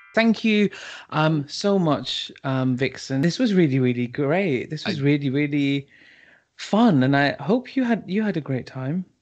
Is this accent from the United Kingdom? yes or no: yes; United Kingdom; we are British